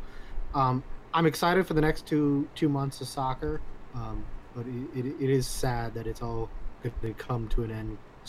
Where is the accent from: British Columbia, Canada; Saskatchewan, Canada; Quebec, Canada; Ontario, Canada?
Ontario, Canada; Toronto; Clearly, I did the wrong thing. I betrayed my hometown.